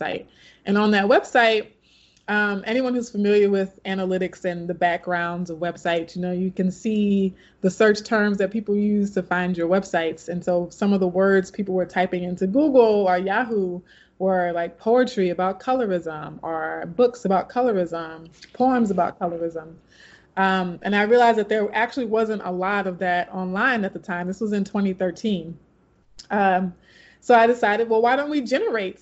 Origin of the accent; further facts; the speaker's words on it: Baton Rouge, Louisiana, United States; also born or lived in California; started teaching high school back in my hometown in Baton Rouge, Louisiana